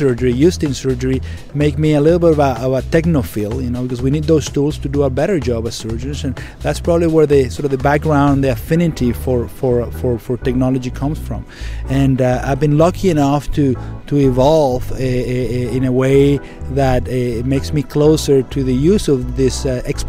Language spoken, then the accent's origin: English; Venezuela; English is a second language; moved away as an adult; also born or lived in Maine, United States; now in United States; I'm Venezuelan. I'm from Venezuela. I grew up, born and grew up in Venezuela, went to med school in Venezuela